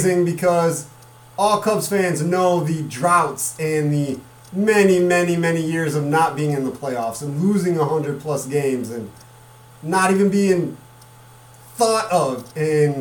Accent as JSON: {"language": "English", "town": "Chicago", "region": "Illinois", "country": "United States", "said": "I'm from the Chicago area"}